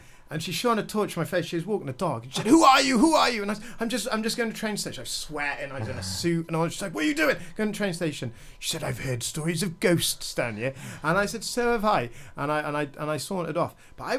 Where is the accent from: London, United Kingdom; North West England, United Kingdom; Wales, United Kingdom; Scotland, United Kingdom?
Wales, United Kingdom; Haverfordwest; And the community I grew up in Millerswitch was great. Your front door's always open. Your next door neighbours were always like hanging around.